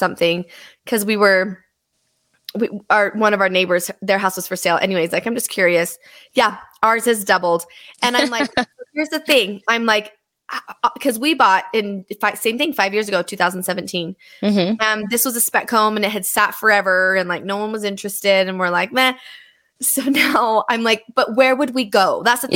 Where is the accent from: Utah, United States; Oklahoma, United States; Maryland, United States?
Utah, United States; Bountiful; I grew up in Bountiful